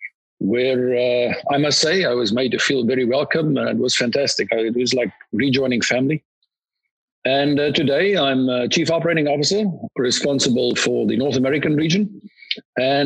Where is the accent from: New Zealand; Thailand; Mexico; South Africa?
South Africa; moved away; I'm a South African national